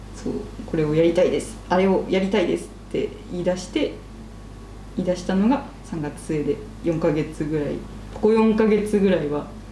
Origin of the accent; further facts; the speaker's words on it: Atami, Shizuoka, Japan; 熱海出身熱海そうかでなんか生活圏は割と神奈川寄りだったんですね